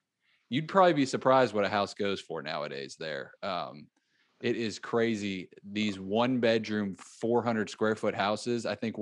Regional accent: Florida, United States; born there; also born or lived in Texas / Mississippi; I was born in Florida. I moved to Texas and lived there for a while.

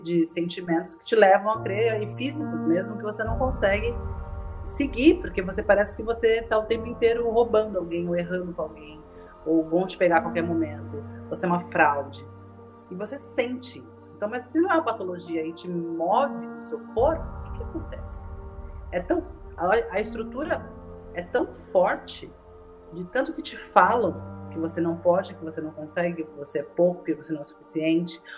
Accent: São Paulo, Brazil; also born or lived in Bahia (family ancestry); now in Santos, Brazil; estou falando de Santos, mas nasci em São Paulo, minha família é nordestina, baiana

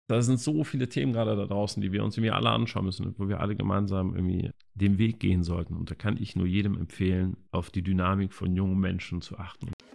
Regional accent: Cologne, North Rhine-Westphalia, Germany; ich selber äh, bin gebürtiger Kölner, wir haben auch hier das Büro in Köln

